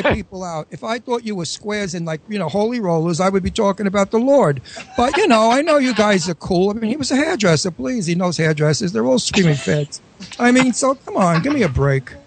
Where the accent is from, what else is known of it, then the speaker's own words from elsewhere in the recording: New York City, New York, United States; accent: New York accent; Astoria accent; moved away; I'm from Astoria